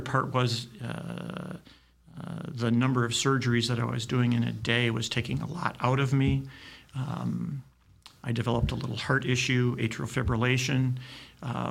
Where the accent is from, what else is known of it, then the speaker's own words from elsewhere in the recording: Detroit, Michigan, United States; I grew up in the Detroit area, went to U of D high school